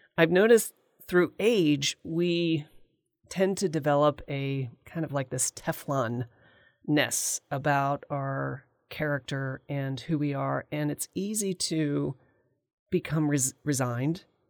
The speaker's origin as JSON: {"language": "English", "town": "Valley Forge", "region": "Pennsylvania", "country": "United States", "tie": "born or raised there", "said": "I was born in Valley Forge, Pennsylvania, and I went to art school"}